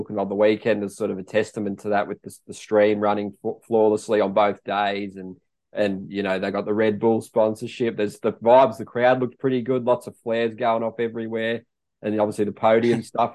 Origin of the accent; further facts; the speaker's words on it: Australia; being Australian